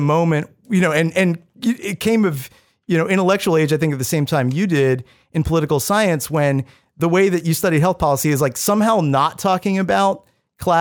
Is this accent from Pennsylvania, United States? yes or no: yes; Pittsburgh, Pennsylvania, United States; moved away as an adult; I grew up in Pittsburgh outside of the city.